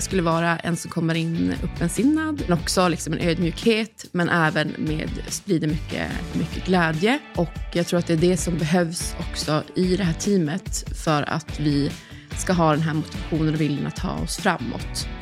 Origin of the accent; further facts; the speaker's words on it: Kalix, Norrbotten County, Sweden; moved away; jag är från Kalix, Norrbotten